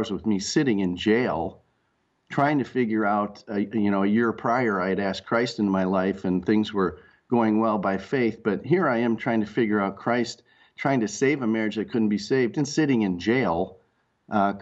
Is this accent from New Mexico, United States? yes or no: no; Rochester, Minnesota, United States; also born or lived in Red Wing, Minnesota; I grew up in Rochester, Minnesota, under the shadow of the Mayo Clinic